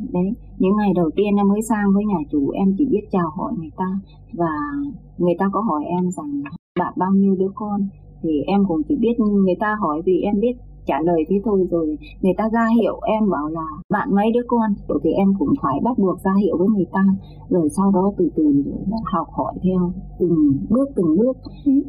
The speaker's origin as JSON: {"language": "Vietnamese", "region": "Thanh Hóa", "country": "Vietnam", "tie": "born or raised there", "also_born_or_lived": "Saudi Arabia", "moved": "as an adult", "said": "em quê Thanh Hóa"}